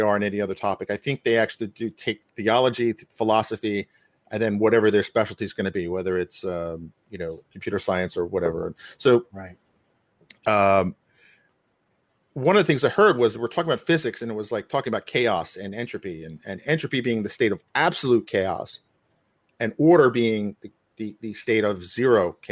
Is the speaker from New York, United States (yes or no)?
yes; New York, United States; I grew up hearing all these languages, of course, growing up in New York